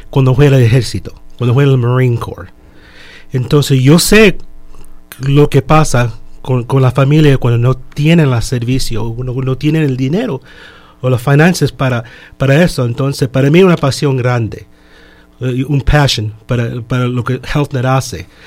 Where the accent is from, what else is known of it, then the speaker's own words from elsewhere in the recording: Chile; now in Miami, United States; Yo soy de Chile. Entonces yo vine aquí en el año 71 desde el año 71 hasta que yo estuve 18 años, y no tuve seguro.